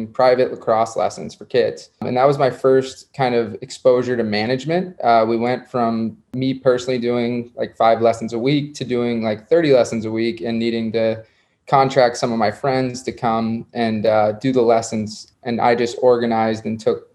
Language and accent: English; South Florida, United States; I grew up in South Florida